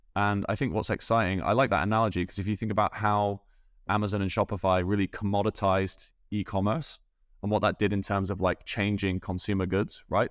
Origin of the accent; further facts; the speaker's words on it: Scunthorpe, Yorkshire and the Humber, United Kingdom; moved away; also born or lived in Dublin; grew up in England, born in a place called Scunthorpe in the north of England.